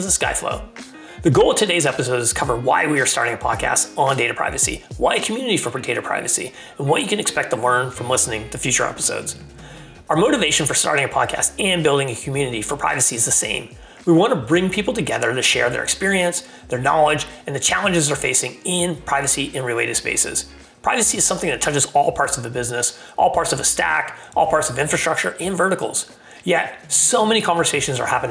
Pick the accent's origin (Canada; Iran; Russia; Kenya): Canada; I'm Canadian